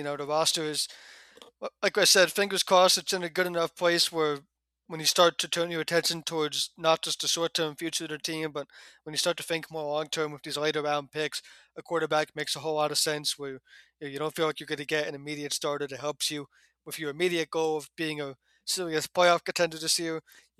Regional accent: Neptune, New Jersey, United States; born there; Never lived there, it just happens to be where the hospital was. But yeah, I was born in Neptune, much like where Bill Hill is from, and that is clearly in the if you believe in central Jersey

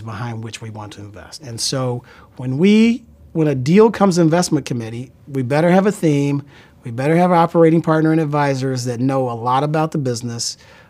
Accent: Columbus, Ohio, United States; moved away; also born or lived in Chicago; I was born in Columbus, Ohio

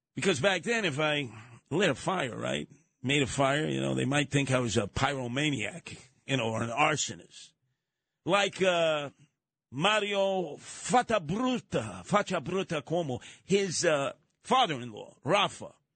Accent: New York City, New York, United States; I went to that school from Canarsie

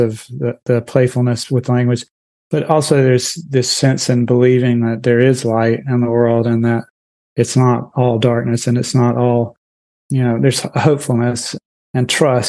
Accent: North Carolina, United States; As you know, growing up in Eastern North Carolina, a large part of any conversation is just trash talk.

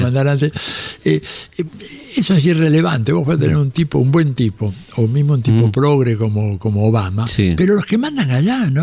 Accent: Argentina; nosotros pobres argentinos

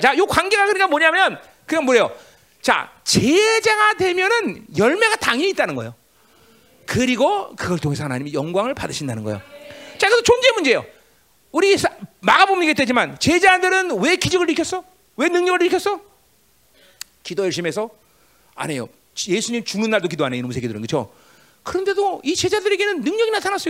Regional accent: Seoul, South Korea; 나도 서울시 종로구 인동이야

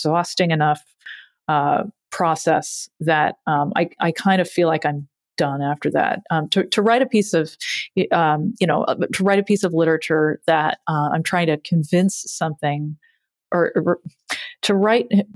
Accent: Massachusetts, United States; growing up in Massachusetts

